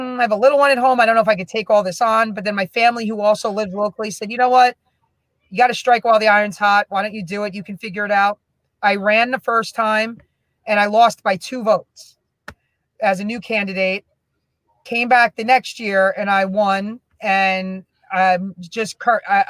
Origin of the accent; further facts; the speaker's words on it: Union, New Jersey, United States; also born or lived in Springfield, New Jersey; growing up in Union, I just had some really amazing teachers during my childhood